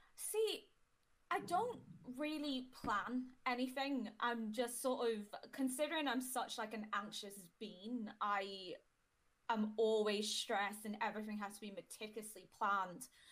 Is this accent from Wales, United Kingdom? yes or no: yes; Bangor, Wales, United Kingdom; also born or lived in Warrington, England; I'd consider Bangor my home, but I was born in Warrington in England